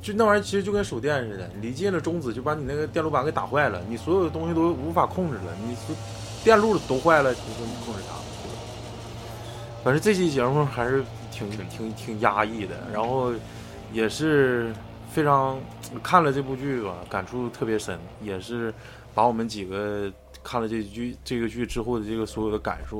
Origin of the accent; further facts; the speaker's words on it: Northeast China, China; 对我们东北人来说